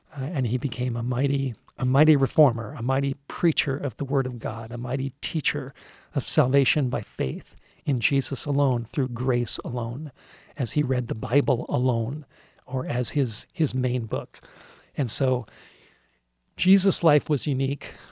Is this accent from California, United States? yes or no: yes; Los Angeles, California, United States; I grew up in Southern California in the Hollywood Hills